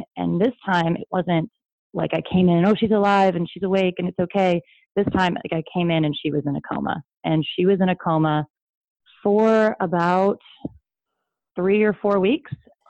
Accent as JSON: {"language": "English", "town": "Sedona", "region": "Arizona", "country": "United States", "moved": "yes", "lives_now": "Los Angeles, United States", "said": "I'm from Sedona, Arizona, originally, and I live in LA."}